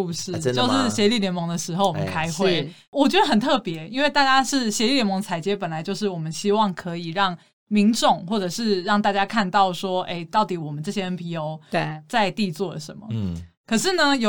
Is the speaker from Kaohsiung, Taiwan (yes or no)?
no; Taipei, Taiwan; 身为台北人的我